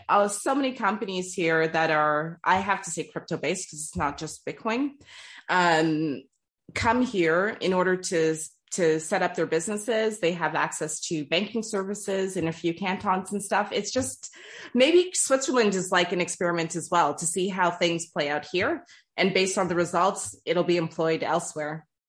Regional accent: Toronto, Ontario, Canada; first language English; moved away as an adult; also born or lived in Trinidad and Tobago; now in France; born and raised in Toronto. My family's from Trinidad and Tobago. English is my first language.

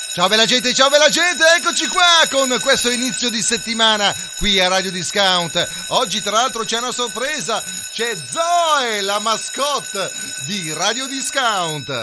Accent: Ticino, Switzerland

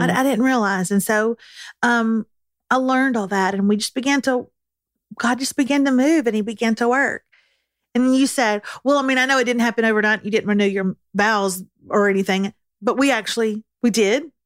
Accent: Texas, United States; as a Texan

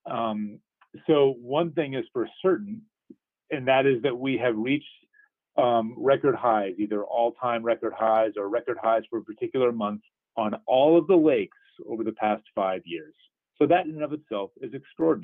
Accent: East Coast, United States; now in Southeast Michigan, United States; I grew up on the East Coast near the Atlantic Ocean

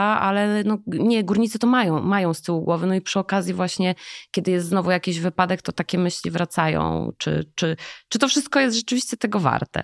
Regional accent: Jaworzno, Lesser Poland, Poland; ja urodziłam się w Jaworznie, to nie jest Śląsk, to jest taki dziwny trójkąt

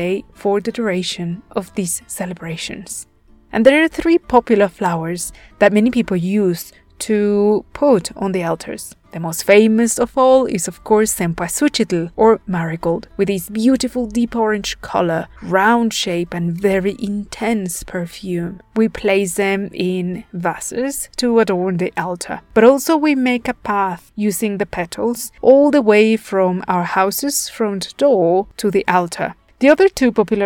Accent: Puebla, Mexico; here in my home state of Puebla

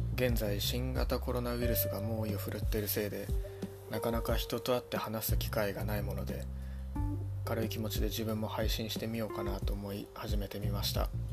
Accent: Ibaraki, Japan; moved away as an adult; also born or lived in Chiba Prefecture; now in Chiba, Japan; 出身は茨城県です社会人になってから千葉県に来ました

